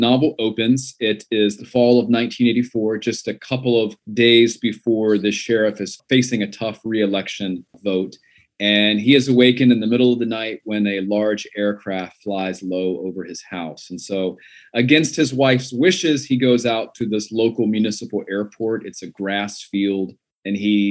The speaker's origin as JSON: {"language": "English", "town": "Gastonia", "region": "North Carolina", "country": "United States", "tie": "born or raised there", "also_born_or_lived": "Fayetteville, North Carolina", "said": "I was raised really from infancy to young adulthood in Gastonia"}